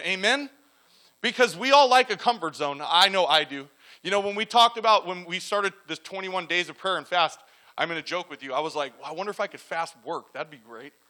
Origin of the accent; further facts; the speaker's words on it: La Mirada, California, United States; moved away as an adult; I grew up in La Mirada, Whittier area. i lived there over 35 years and I just up and left.